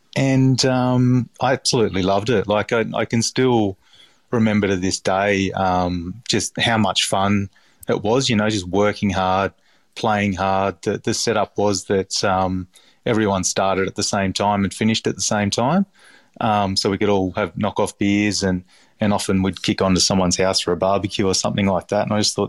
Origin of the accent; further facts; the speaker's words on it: Balgownie, New South Wales, Australia; So I grew up around Balgowney sort of way.